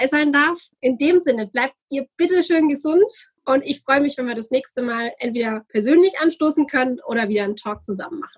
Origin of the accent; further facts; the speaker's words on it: Bürgstadt, Bavaria, Germany; Also der Dialekt, bei mir ganz einfach. Ich komme aus dem Unterfränkischen. In meinem Ort spricht man auch wunderbaren Dialekt in Bürgstadt.